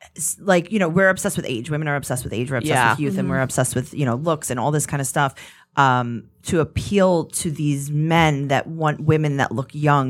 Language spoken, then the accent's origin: English; New York City, New York, United States; I'm Italian, right? I grew up in Queens.